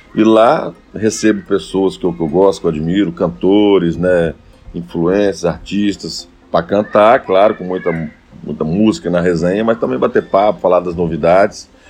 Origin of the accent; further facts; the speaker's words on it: Rio Bananal, Espírito Santo, Brazil; now in Linhares, Brazil; E em um determinado momento nos mudamos para Rio Baranal. Meu pai vendo um grande movimento de motos lá e levou a loja para Rio Baranal. E foi lá onde eu passei minha infância